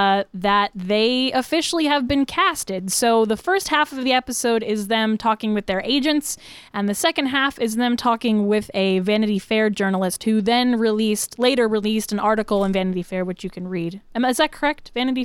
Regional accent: the South, United States; The South.

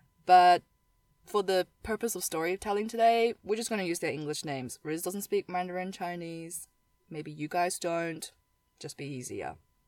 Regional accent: New Zealand; I grew up in the Asian community in New Zealand

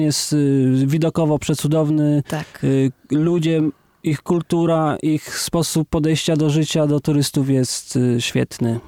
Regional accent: Kraków, Lesser Poland, Poland; ja jestem Polakiem z Krakowa

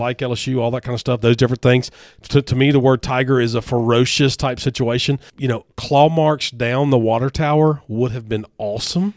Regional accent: Hernando, Mississippi, United States; my hometown is the county seat

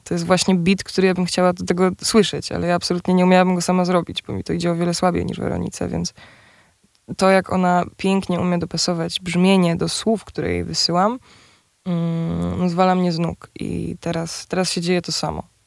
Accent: near Częstochowa, Silesian Voivodeship, Poland; now in Warsaw, Poland; jesteśmy obie z Częstochowy, spod Częstochowy w sumie

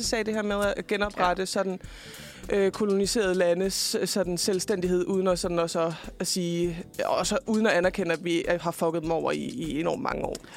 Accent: Fredericia, Southern Denmark, Denmark; jeg kommer jo selv fra Fredericia

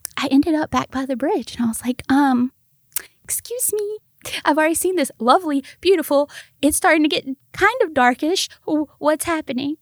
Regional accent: Mississippi, United States; now in Memphis, United States; I was born in Mississippi.

